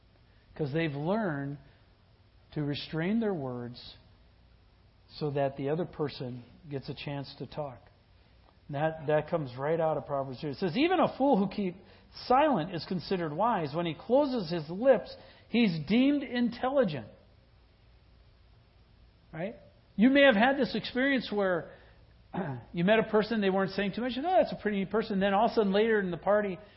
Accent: Wisconsin, United States; I grew up in Wisconsin, and I grew up with the taverns and the bars

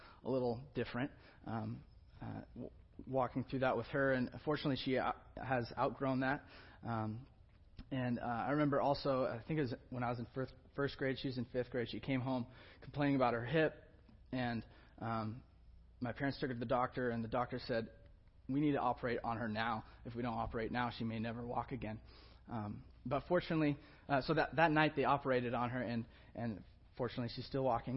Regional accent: Olympia, Washington, United States; I grew up in Olympia, Washington

